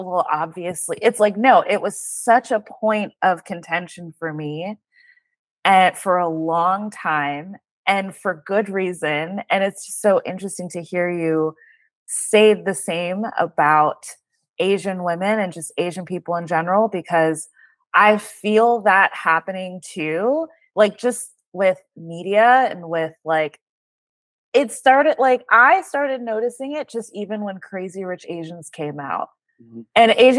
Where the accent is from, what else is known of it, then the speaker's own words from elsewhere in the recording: Jamaica; I always felt like I couldn't relate to African Americans because I'm Jamaican, and it's night and day the way that we're brought up.